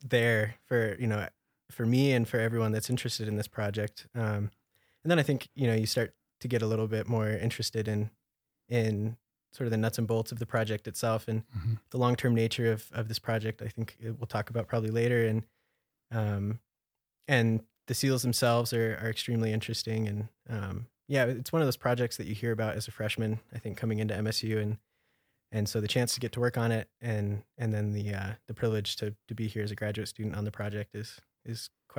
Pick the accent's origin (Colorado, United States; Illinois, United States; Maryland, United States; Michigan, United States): Colorado, United States; Craig; also born or lived in Grand Junction, Colorado; I grew up on the Western Slope. I lived for quite a while in Craig, Colorado, and then moved to Grand Junction, Colorado, right on the Colorado River.